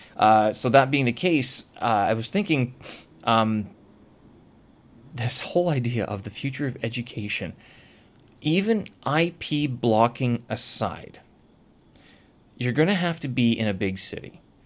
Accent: Canada; moved away as an adult; now in China; I have a Canadian passport.

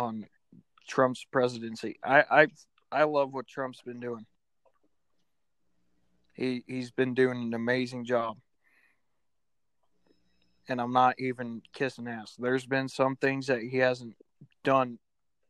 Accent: United States; as an American

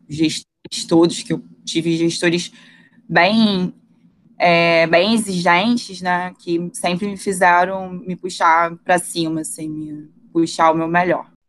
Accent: Rio de Janeiro, Brazil; also born or lived in Saquarema; eu nasci em Jacarepaguá, morei lá até os meus 11 anos, na freguesia.

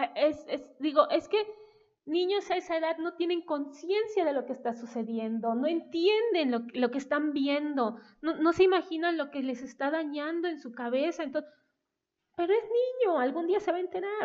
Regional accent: Coatepec, Veracruz, Mexico; moved away as an adult; also born or lived in Mexico City; Regresamos a la tierra familiar, porque yo nací en Coatepec

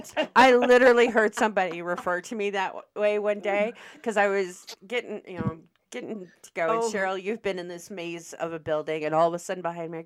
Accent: Omaha, Nebraska, United States; I was born and raised in Omaha, Nebraska

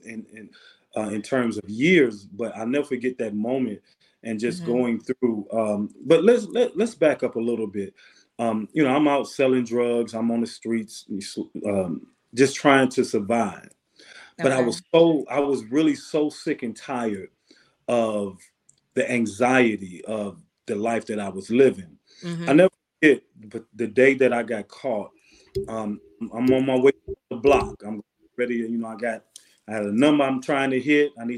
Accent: Benton Harbor, Michigan, United States; I'm born and raised in a city called Benton Harbor, Michigan, right outside of Chicago. So I'm a Midwest guy

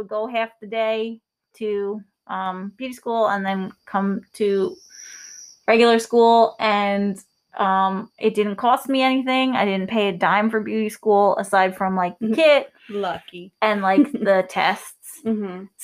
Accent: New York, United States; We're from New York, so we have um, certain things that we did here that may be different in your state.

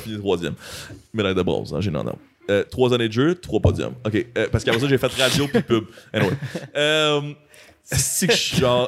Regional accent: Montreal, Quebec, Canada; En tant que fier Montréalais

